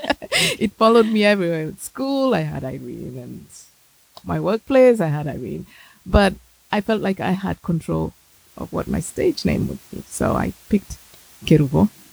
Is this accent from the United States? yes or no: no; Kenya; I grew up in Kenya